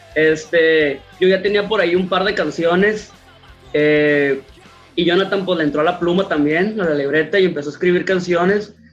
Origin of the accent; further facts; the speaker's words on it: Culiacán, Sinaloa, Mexico; como buenos mexicanos o como buenos culichis